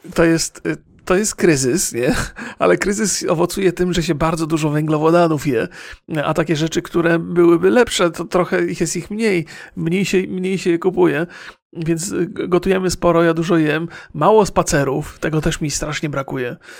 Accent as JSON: {"language": "Polish", "town": "Bolesławiec", "region": "Lower Silesian Voivodeship", "country": "Poland", "tie": "born or raised there", "moved": "yes", "lives_now": "San Francisco, United States", "said": "ja się urodziłem w mieście i nie było to duże miasto, Bolesławiec Wielki nie jest"}